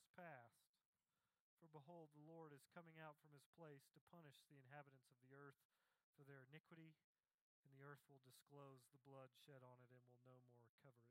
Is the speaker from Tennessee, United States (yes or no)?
yes; Tennessee, United States; when I was a kid, when I grew up in Tennessee